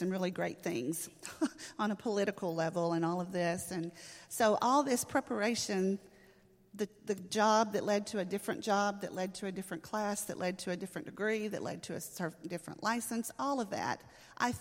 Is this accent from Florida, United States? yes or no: no; Pittsburgh, Texas, United States; In Camp County, I grew up in Pittsburgh, Texas